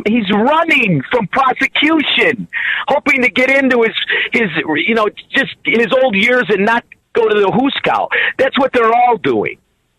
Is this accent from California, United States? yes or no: no; Melrose Park, Illinois, United States; moved away as an adult; now in Florida, United States; I'm from Melrose Park.